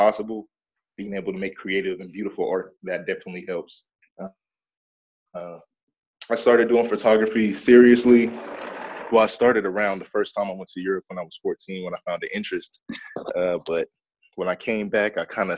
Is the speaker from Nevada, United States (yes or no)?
yes; North Las Vegas, Nevada, United States; I'm from North Las Vegas, Nevada